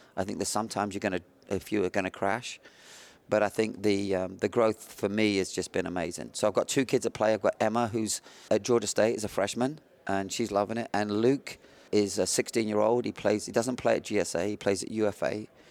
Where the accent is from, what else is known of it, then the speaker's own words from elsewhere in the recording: south of England, United Kingdom; also born or lived in the Midlands; now in United States; living in, uh, south of England, born in the Midlands